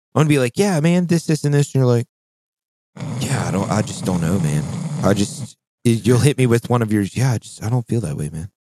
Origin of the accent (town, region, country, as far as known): Shenandoah Valley, Virginia, United States